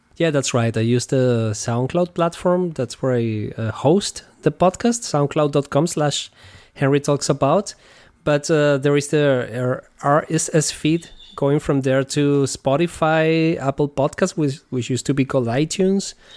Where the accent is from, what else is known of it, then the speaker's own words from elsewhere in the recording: Venezuela; moved away as an adult; now in Germany; I come originally from Venezuela, and over there I, I was playing guitar with different bands